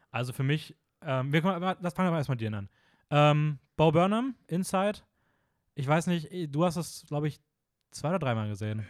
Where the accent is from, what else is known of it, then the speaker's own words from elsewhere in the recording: Austria; bei uns in Österreich